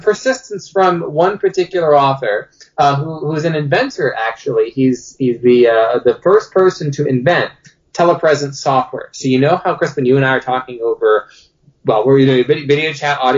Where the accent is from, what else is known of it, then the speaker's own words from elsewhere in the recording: Dayton, Ohio, United States; when I was a kid growing up here in Dayton, Ohio